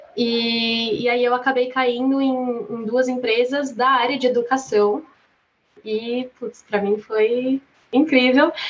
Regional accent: Atibaia, São Paulo, Brazil; sou brasileira, natural de Atibaia, São Paulo

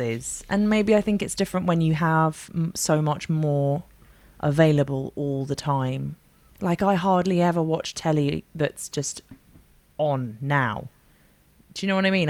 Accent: London, United Kingdom; moved away as an adult; now in Bath, United Kingdom; I'm from London, but I now live in Bath. I moved down here about three and a half years ago

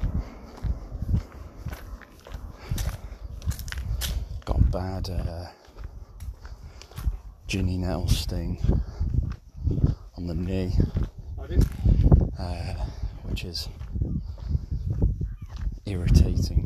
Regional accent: Isle of Man; born or raised there

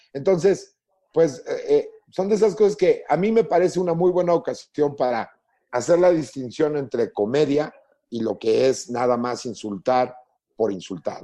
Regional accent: Mexico; los mexicanos nos morimos de risa hasta de la muerte

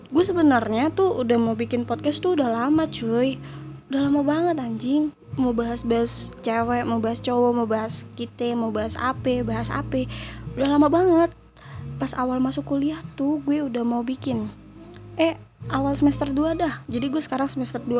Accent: Jakarta, Indonesia; gue dari Jakarta, Jakarta Timur tepatnya.

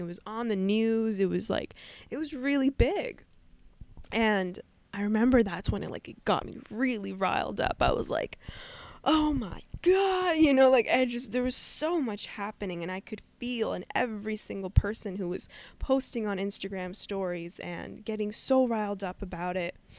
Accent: Vancouver, British Columbia, Canada; moved away as an adult; also born or lived in Rojhelat, Kurdistan (Northwest Iran) / Turkey; now in Costa Rica; I was raised in Vancouver, Canada, my whole life before moving to Costa Rica

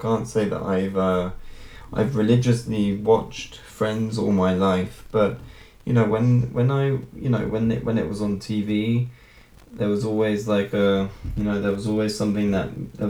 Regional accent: United Kingdom; it's probably because I'm British

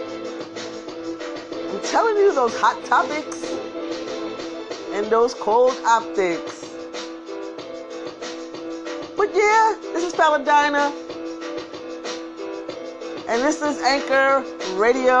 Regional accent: New York City, New York, United States; I'm from Brooklyn too. We don't say our K's.

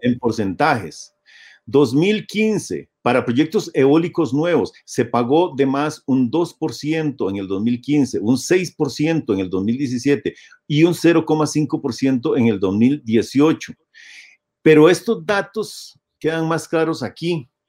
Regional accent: Costa Rica; como sociedad costarricense

